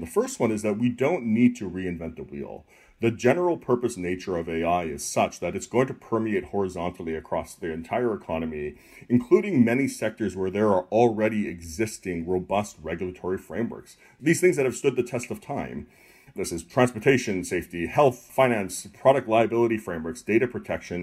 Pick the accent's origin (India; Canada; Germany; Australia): Canada; moved away; I'm originally from Canada